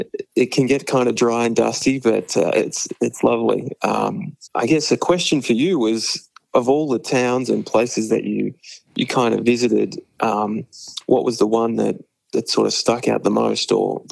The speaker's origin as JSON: {"language": "English", "area": "near Bendigo", "region": "central Victoria", "country": "Australia", "tie": "born or raised there", "moved": "as an adult", "lives_now": "Minnesota, United States", "said": "I currently live in Minnesota, USA. I've lived here with my wife and young family for several years now, but grew up in central Victoria near where John visited Bendigo"}